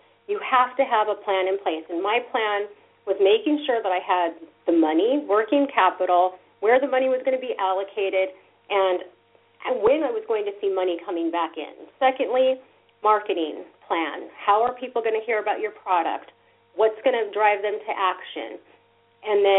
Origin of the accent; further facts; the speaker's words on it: Orange County, Southern California, United States; also born or lived in New York City; growing up in Southern California here in Orange County, we don't walk anywhere